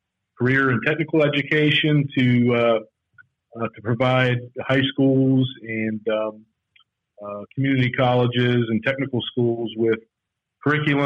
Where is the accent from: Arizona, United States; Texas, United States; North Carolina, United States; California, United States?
North Carolina, United States; moved away as an adult; also born or lived in Miami; I'm from North Carolina, which is where MHI is headquartered, so it was a great opportunity to get back to closer to home, to friends and family